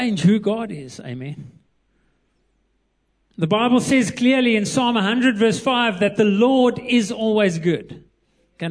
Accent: Eastern Cape, South Africa; moved away; I was born in the Eastern Cape, so I love the Eastern Cape, the best place

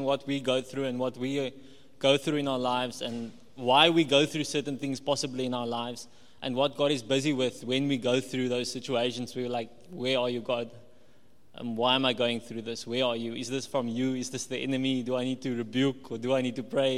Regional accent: Walvis Bay, Erongo, Namibia; also born or lived in Cape Town, South Africa / Paarl, South Africa / Potchefstroom, South Africa; I'm from Wolfish Bay. I grew up in Wolfish Bay

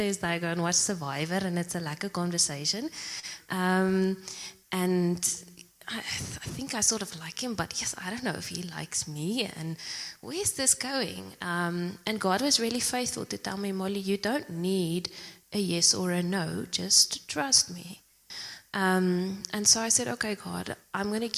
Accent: Zimbabwe; moved away as an adult; also born or lived in Pretoria, South Africa; now in Secunda, South Africa; I'm originally from Zimbabwe. I went to school there and then I came to South Africa to study

